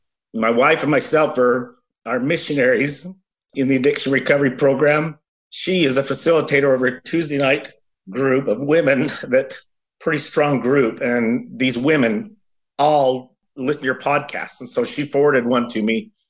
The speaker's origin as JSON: {"language": "English", "town": "Mesa", "region": "Arizona", "country": "United States", "said": "Yeah, I'm from Mesa, Arizona."}